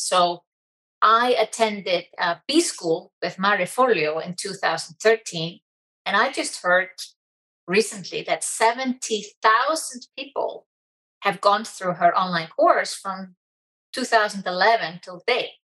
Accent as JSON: {"language": "English", "country": "Iceland", "tie": "born or raised there", "said": "I'm so proud to be from Iceland"}